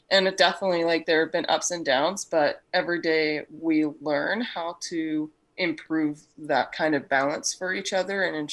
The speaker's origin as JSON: {"language": "English", "country": "Australia", "moved": "yes", "lives_now": "Canada", "said": "I'm originally from Australia, Michaela, and my accent has totally gone."}